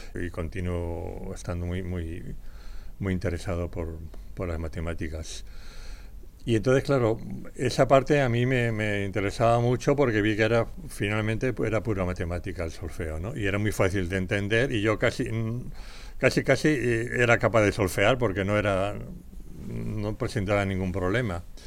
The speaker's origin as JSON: {"language": "Spanish", "town": "Madrid", "region": "Community of Madrid", "country": "Spain", "tie": "born or raised there", "said": "Nací en Madrid el 5 de enero de 1941. O sea, fui muy realmente un regalito de, Reyes para mi familia. Por tanto, crecí en este Madrid"}